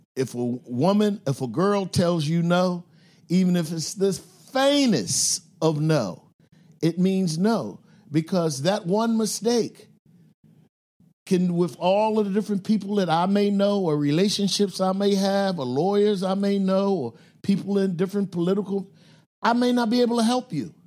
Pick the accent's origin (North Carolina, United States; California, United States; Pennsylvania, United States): Pennsylvania, United States; Philadelphia; I grew up in North Philadelphia, uh, in a black and Jewish con-, neighborhood